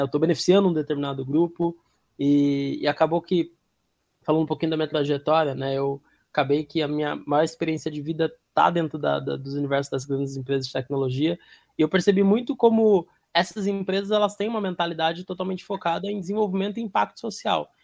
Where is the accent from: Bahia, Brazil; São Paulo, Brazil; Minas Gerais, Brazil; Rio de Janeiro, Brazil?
São Paulo, Brazil; vim da periferia de São Paulo